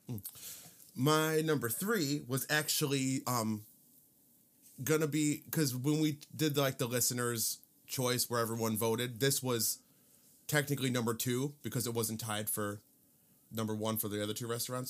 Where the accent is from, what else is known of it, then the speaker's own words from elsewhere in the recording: Cedar Lake, Indiana, United States; I grew up in Cedar Lake, and, uh, I actually lived very, very close to Harry O's